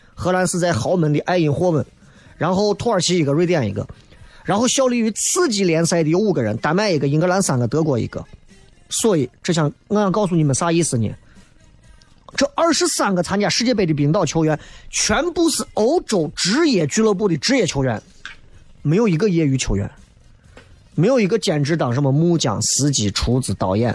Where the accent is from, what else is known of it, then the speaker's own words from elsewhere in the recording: China; 作为一个中国人